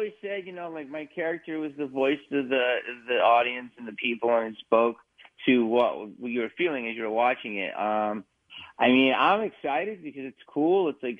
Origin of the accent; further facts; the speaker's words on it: Delco, Pennsylvania, United States; moved away as an adult; I think Delco, I used to grow up thinking it was normal. And then I was like, damn, man, I grew up on Mars.